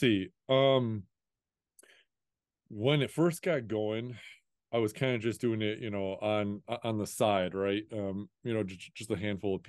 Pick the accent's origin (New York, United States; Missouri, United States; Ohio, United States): Ohio, United States; Toledo; I'm just from, I'm from Toledo, Ohio. Like, I have no business knowing anybody from outside this area, you know?